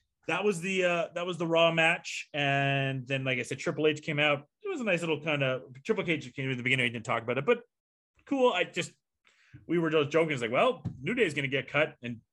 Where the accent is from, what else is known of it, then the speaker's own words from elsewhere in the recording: Canada; here in Canada